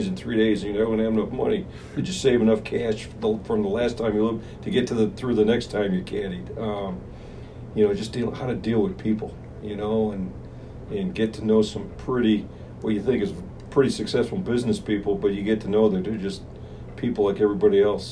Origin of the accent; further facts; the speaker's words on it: Morton Grove, Illinois, United States; North Side. Born and raised in Morton Grove, Illinois